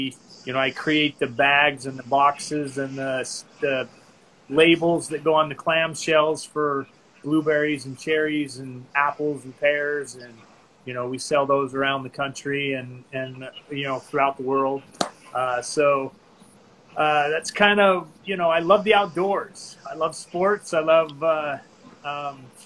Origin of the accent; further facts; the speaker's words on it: Utah, United States; moved away as an adult; also born or lived in Maryland / Rexburg, Idaho / Southern California; I grew up in Utah, in the state of Utah, lived there until I was 19